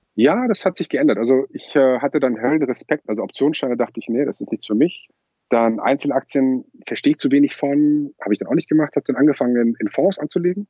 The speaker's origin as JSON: {"language": "German", "town": "Lübeck", "region": "Schleswig-Holstein", "country": "Germany", "tie": "born or raised there", "moved": "yes", "lives_now": "Kiel, Germany", "said": "Ich ähm, bin Wahlkieler, aber gebürtiger Lübecker."}